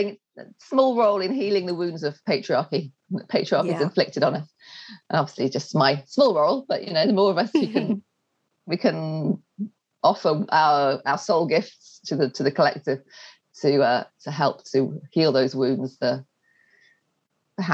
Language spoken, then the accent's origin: English; England, United Kingdom; moved away as an adult; also born or lived in Wales; I'm English